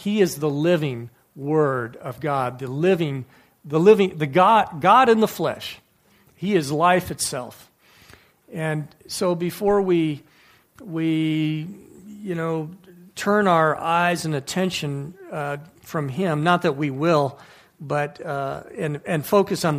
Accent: Livonia, Michigan, United States; growing up in the American Baptist Church when I was in Livonia, Michigan

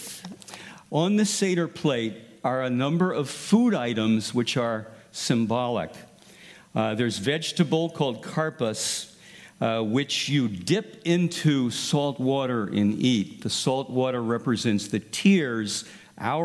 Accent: United States; We as American Christians

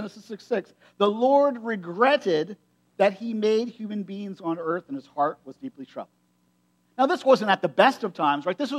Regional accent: United States; I grew up in Perry County

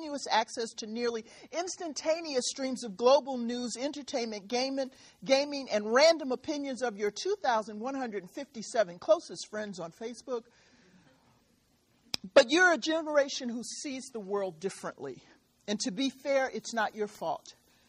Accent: Michigan, United States; I'm actually from Michigan for a while, and I still bleed Spartan green, but I'm up the road a little bit.

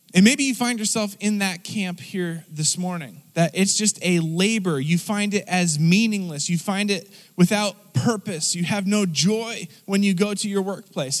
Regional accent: United States; as American people

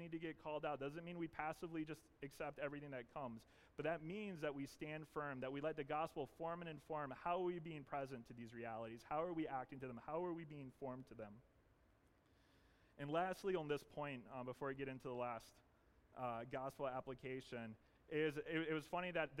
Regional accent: the South, United States; moved away; I grew up in the South, but also sometimes growing up in the South means you say things really funny

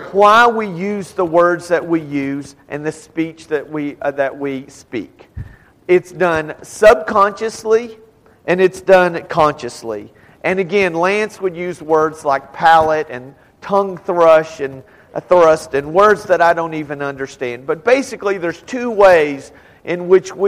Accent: Texas and New Mexico and the South, United States; we're from Texas and New Mexico and the South. And so most of us would say you all

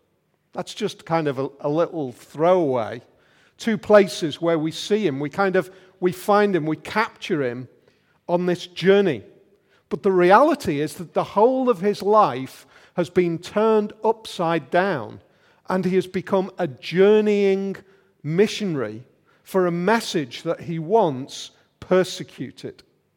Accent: Liverpool, North West England, United Kingdom; now in Yorkshire, United Kingdom; It was a bit like that for us 23 years ago when we came over here from Liverpool, when we arrived in Yorkshire and it was all totally different.

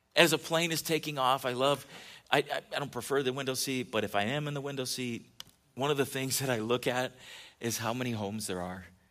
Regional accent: California, United States; moved away; when I was a kid growing up in California

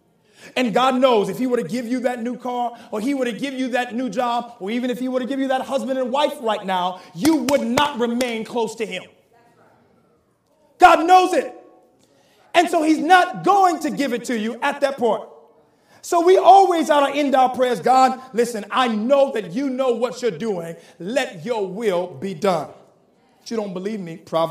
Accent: the South, United States; I'm from the South

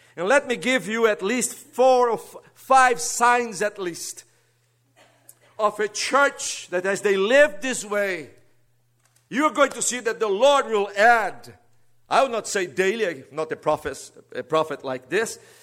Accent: Brazil; English is a second language; moved away; don't worry about my accent. I'm a Brazilian. And this is the fourth language I have to get acquainted in my life

